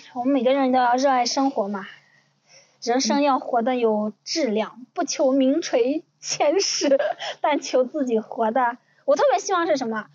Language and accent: Chinese; Ningxia, China; 我们宁夏人